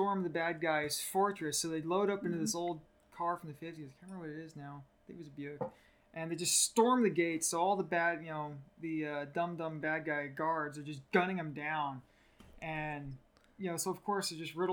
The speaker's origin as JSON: {"language": "English", "town": "Oakland", "region": "California", "country": "United States", "tie": "born or raised there", "lives_now": "Fresno, United States"}